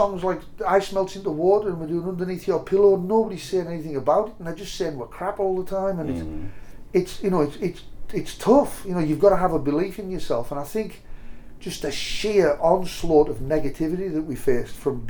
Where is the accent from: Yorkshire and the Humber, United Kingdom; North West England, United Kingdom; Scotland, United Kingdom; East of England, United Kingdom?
North West England, United Kingdom; Cumbria; we're both from Cumbria